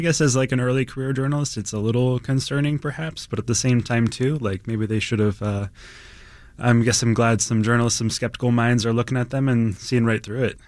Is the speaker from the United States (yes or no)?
yes; East Coast, United States; now in Chicago, United States; I'm, I'm from the East Coast originally.